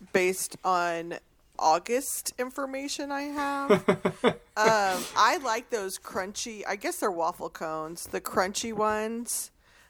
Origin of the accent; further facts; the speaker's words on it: Texas, United States; I'm from Texas